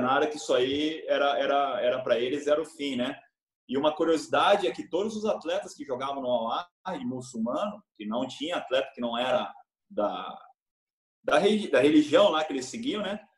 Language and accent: Portuguese; Brazil; sou brasileiro